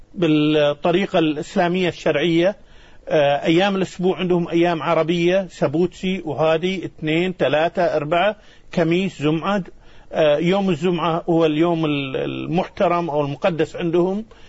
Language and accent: Arabic; Kuwait; now in Madagascar; أنا من الكويت والكويت في أرض مكة وأهلي في مكة